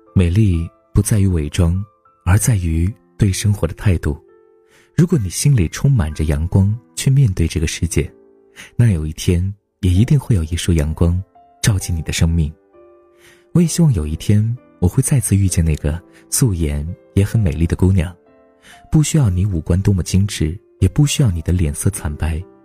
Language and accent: Chinese; China; 我们都是中国人